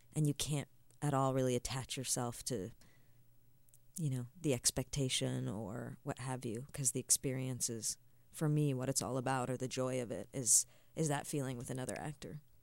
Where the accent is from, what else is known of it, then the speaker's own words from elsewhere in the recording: Nova Scotia, Canada; I grew up in Nova Scotia